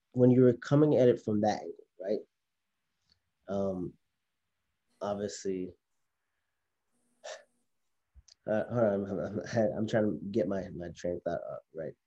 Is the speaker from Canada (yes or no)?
no; Haiti; I'm from Haiti, and in the Haitian culture, or maybe even just the Caribbean culture